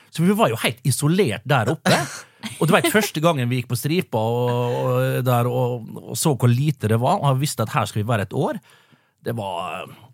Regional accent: Vestnes, Møre og Romsdal, Norway; Jeg kommer jo fra nabokommunen Vestnes

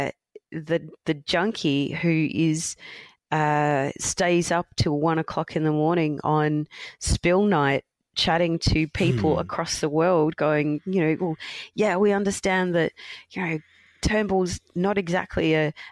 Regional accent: Australia; growing up in Australia

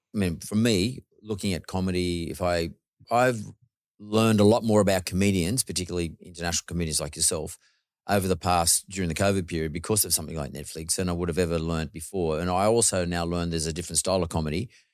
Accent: Australia; My dad's Greek and my mother's Irish, but, but I'm born here. I'm a first, I'm first generation Aussie, so I'm pretty Aussie.

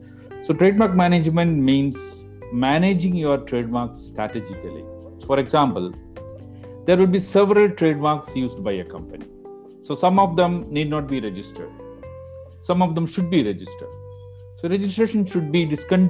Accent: Kerala, India; moved away as an adult; now in Chennai, India; a university in my home state Kerala

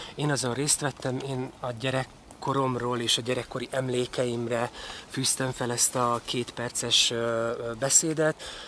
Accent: Transcarpathia, Zakarpattia Oblast, Ukraine; moved away as an adult; also born or lived in Vári / Berehove; now in Hungary; Kárpátaljáról beszélünk, ahol én születtem, és értem 18 éves koromig

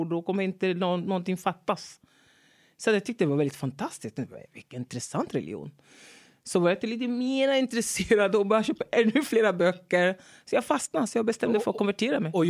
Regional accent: Togo; born there; Jag är född i Togo.

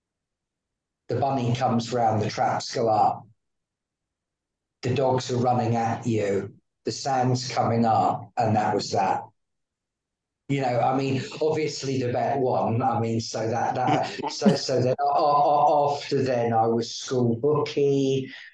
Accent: Sussex, South East England, United Kingdom; I grew up in Sussex.

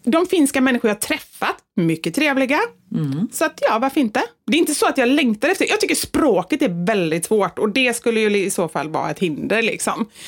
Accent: Sweden; vi är ju svenskar

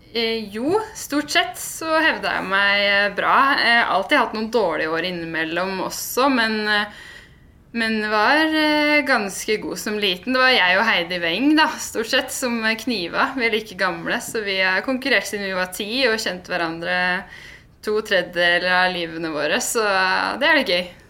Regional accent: Nannestad, Akershus, Norway; sitter jeg jo faktisk hjemme på gården hos foreldrene mine, da, hvor jeg er oppvokst akkurat nå. Så jeg er fra Nannestad

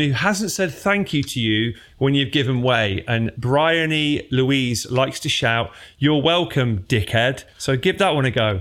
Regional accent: Derby, East Midlands, United Kingdom; we're both from Derby

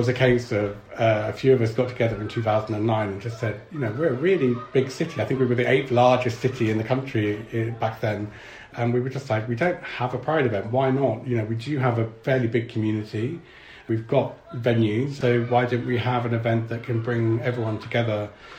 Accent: London, United Kingdom; now in Bristol, United Kingdom; I'm not Bristol born and bred. I moved down here from London.

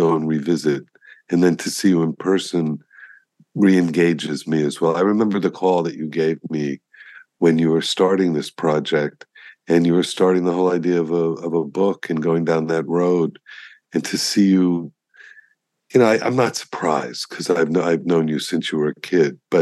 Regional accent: Miami, Florida, United States; also born or lived in Colorado; I grew up on South Beach when the median age when I was a kid was 70

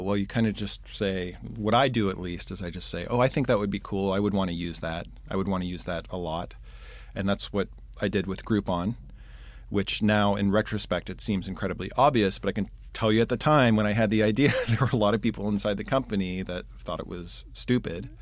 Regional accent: Pittsburgh, Pennsylvania, United States; moved away as an adult; also born or lived in Chicago; I'm originally from Pittsburgh.

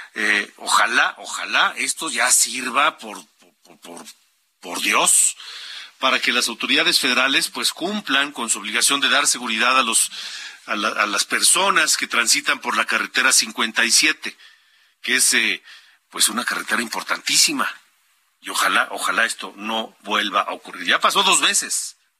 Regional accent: Honduras; moved away

